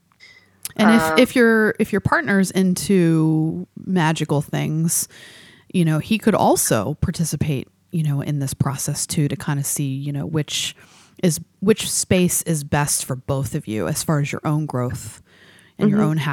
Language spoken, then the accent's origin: English; New Mexico, United States; now in Arizona, United States; from Arizona, but I'm originally from New Mexico.